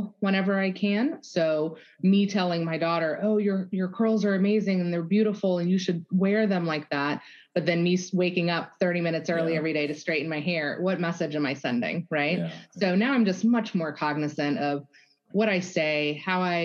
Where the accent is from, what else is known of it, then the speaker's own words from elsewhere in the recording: Germany; moved away; So was born and raised in Germany.